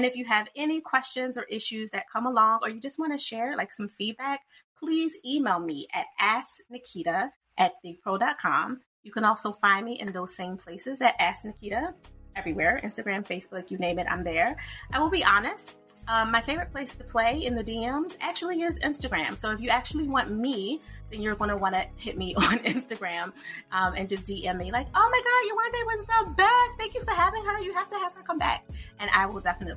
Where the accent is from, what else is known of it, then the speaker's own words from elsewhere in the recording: United States; I'm American